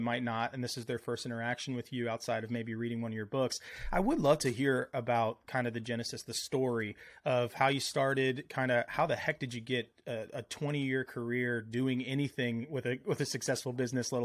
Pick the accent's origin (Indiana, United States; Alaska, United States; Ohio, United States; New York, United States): Ohio, United States; the great state of Ohio, my home state, where I grew up